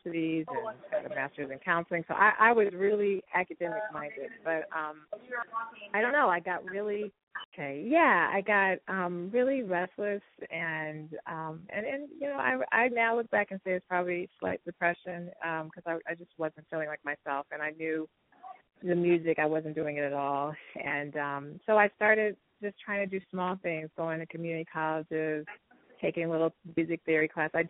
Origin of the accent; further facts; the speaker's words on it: Denver, Colorado, United States; moved away as an adult; also born or lived in Washington, D.C.; I grew up doing a lot of music. I was involved in show choirs and theater and jazz ensembles. I'm from Denver, Colorado